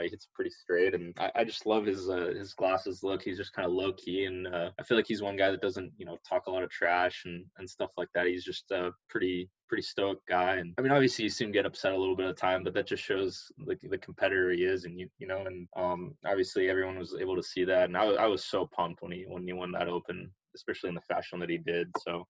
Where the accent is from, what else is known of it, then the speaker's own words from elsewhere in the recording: Chino Hills, California, United States; the first thing that a lot of people told me or talked about when I told them I'm from Chino Hills is that is that where the Ball Brothers live?